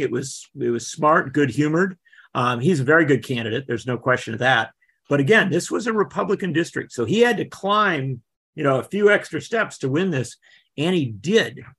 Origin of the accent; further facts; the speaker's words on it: Wisconsin, United States; Wisconsin, my home state